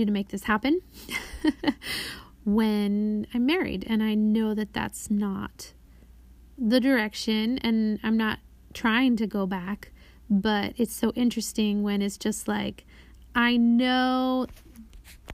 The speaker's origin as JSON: {"language": "English", "country": "United States", "also_born_or_lived": "Brazil", "said": "I am introduced as the American friend"}